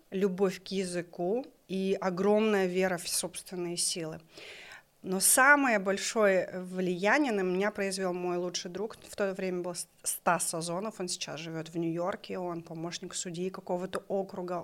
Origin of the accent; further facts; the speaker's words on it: Kokshetau, Akmola Region, Kazakhstan; мы жили в городе Кукшетау